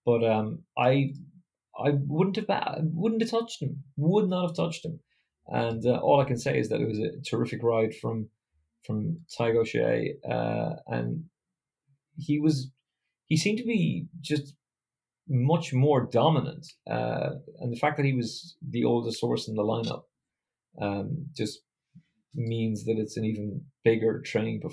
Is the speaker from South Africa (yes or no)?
no; Ireland; as an Irishman